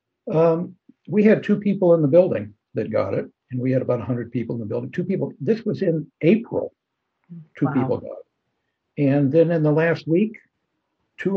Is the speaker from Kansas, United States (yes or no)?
yes; Kansas, United States; also born or lived in Arkansas; I grew up in Kansas.